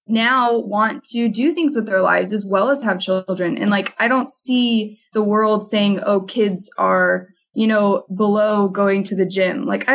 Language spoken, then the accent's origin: English; Provo, Utah, United States; I grew up in Provo